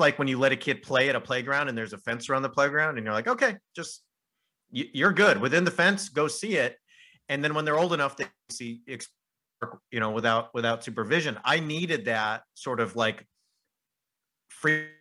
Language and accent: English; Southern California, United States; moved away as an adult; also born or lived in United Kingdom / France; I grew up in Southern California, and then I went to Azusa Pacific University, which is only half an hour from where I grew up.